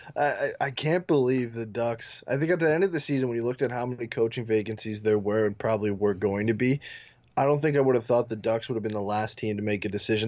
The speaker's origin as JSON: {"language": "English", "country": "Canada", "tie": "born or raised there", "said": "my, uh, my hometown"}